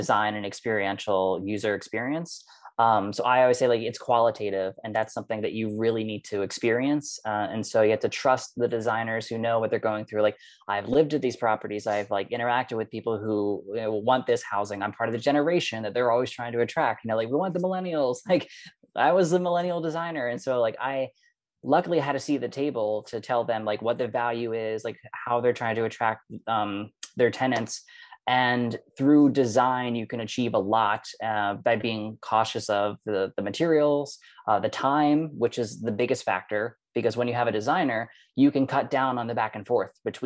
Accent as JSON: {"language": "English", "region": "New York", "country": "United States", "also_born_or_lived": "Berlin", "moved": "yes", "said": "as a New Yorker"}